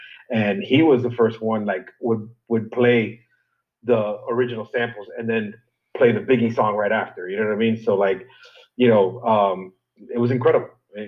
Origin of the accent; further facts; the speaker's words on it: Miami, Florida, United States; growing up in Miami